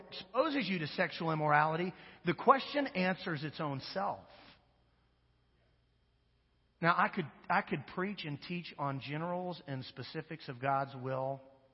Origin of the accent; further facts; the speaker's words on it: Wichita, Kansas, United States; now in Monroe, United States; my hometown of Wichita, Kansas